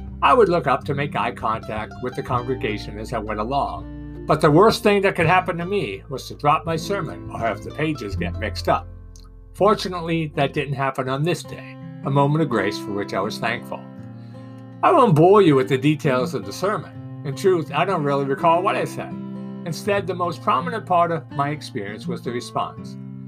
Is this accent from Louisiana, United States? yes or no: no; Boston, Massachusetts, United States; accent: Boston; I was from Boston, and my accent sounded a bit strange on southern ears.